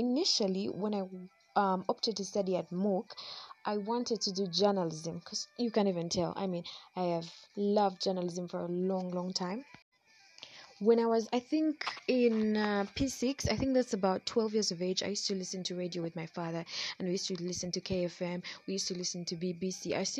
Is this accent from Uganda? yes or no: yes; Uganda; I have a great time doing this because I'm from Uganda.